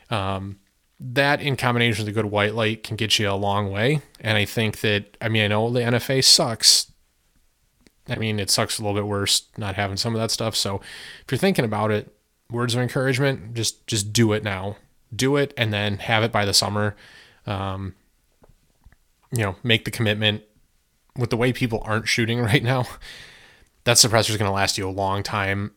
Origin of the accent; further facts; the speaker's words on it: United States; I appreciate being an American and I love being an American and I love my country